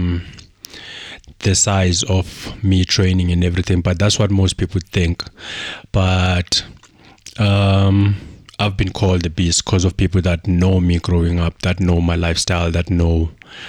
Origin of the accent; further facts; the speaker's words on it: Mdantsane, Eastern Cape, South Africa; moved away as an adult; now in Johannesburg, South Africa; I was born and raised in Eastern Cape in a place called Mdantsane